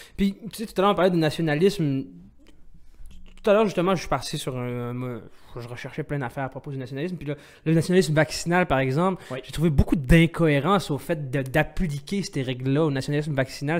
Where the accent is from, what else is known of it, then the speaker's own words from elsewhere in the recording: Algeria; je suis algérien